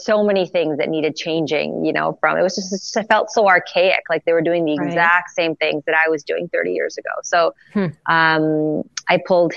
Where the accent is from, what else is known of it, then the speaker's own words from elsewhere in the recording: Montreal, Quebec, Canada; Born and raised in Montreal, Canada.